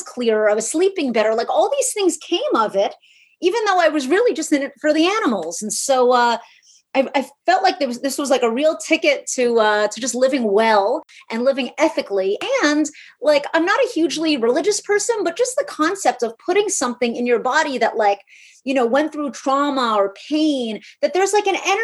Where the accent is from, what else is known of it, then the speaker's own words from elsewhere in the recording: New York City, New York, United States; I'm from New York City